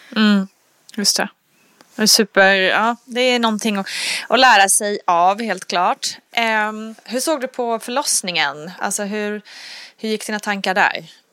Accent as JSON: {"language": "Swedish", "country": "Sweden", "said": "vi svenskar"}